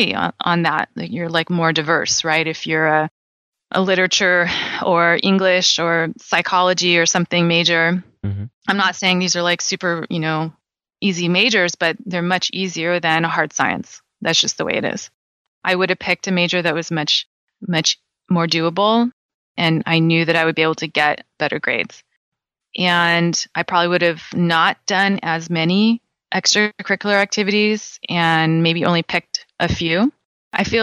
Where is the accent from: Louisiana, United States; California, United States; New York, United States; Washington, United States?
California, United States; I'm born and raised in California